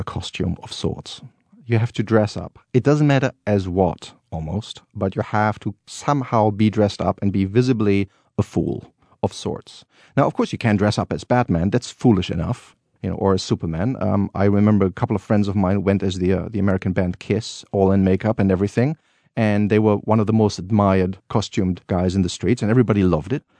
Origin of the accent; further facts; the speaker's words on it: Cologne, North Rhine-Westphalia, Germany; I grew up as a child always going to these Rose Monday parades